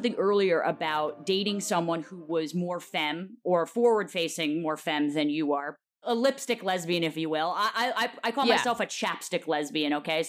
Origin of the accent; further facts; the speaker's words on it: New York City, New York, United States; even growing up in New York fucking city